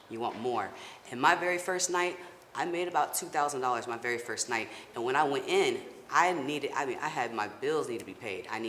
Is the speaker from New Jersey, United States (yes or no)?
no; Florida, United States; I'm originally from Florida.